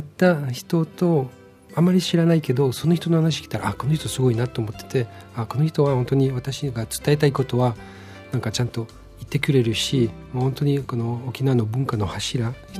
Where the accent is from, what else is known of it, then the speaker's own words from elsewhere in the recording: Switzerland; Japanese is a second language; moved away as an adult; now in Okinawa, Japan; 私のふるさともスイスの中で結構離れてるところである